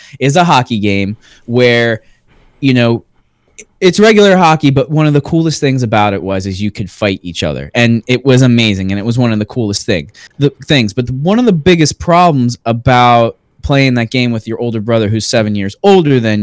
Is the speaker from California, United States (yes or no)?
no; Space Coast, Florida, United States; We're from the Space Coast. Yeah, we're from the Space Coast.